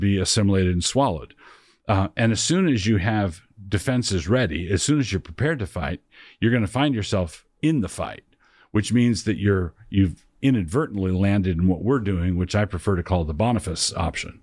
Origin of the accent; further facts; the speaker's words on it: Annapolis, Maryland, United States; I grew up in Annapolis, Maryland. That was my hometown